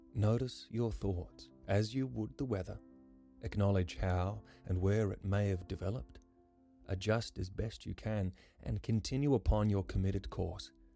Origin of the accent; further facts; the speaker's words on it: Karratha, Western Australia, Australia; I grew up in Karratha, which is tropical cyclone territory.